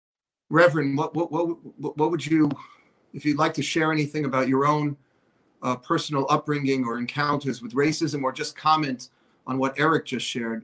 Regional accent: New York, United States; growing up in New York, I had a little anti-Semitism wearing this kippah

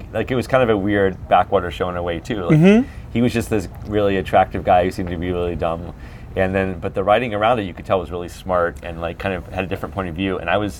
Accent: Atlanta, Georgia, United States; In Atlanta.

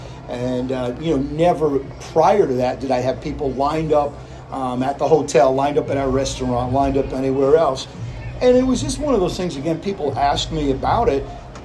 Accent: Westchester County, New York, United States; moved away; I was blessed when I was growing up in New York in Westchester County. I was 9 years old

